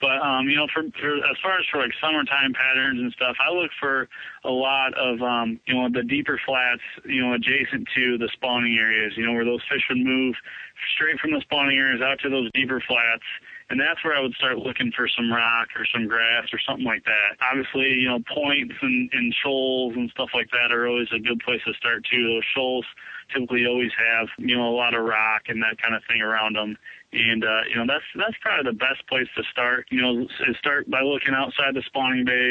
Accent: Michigan, United States; growing up in Michigan, just within a 30-mile radius from my house

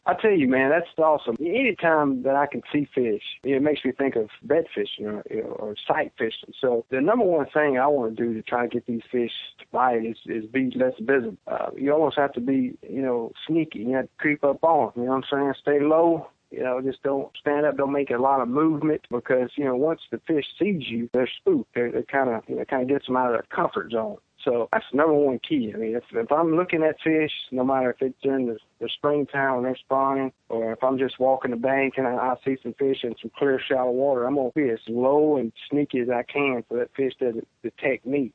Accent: Central Louisiana, United States; I grew up in Central Louisiana

